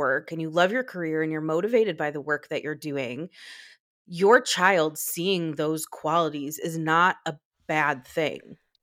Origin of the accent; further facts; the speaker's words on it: United States; as an American parent